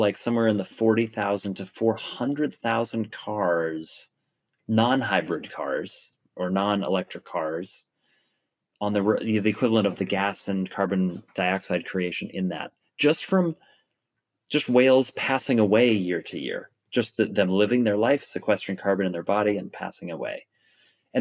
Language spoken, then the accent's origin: English; Oregon coast, United States; moved away; I grew up on the Oregon coast